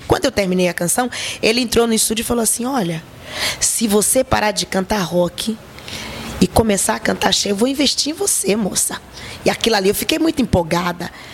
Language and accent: Portuguese; Bahia, Brazil; also born or lived in São Paulo / Campinas / Bragança Paulista; now in Rio de Janeiro, Brazil; Eu sou baiana